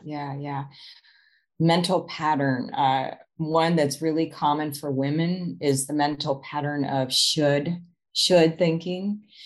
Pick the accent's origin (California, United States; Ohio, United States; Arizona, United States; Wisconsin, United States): Arizona, United States; moved away as an adult; also born or lived in Chicago; move to chicago from my home state of arizona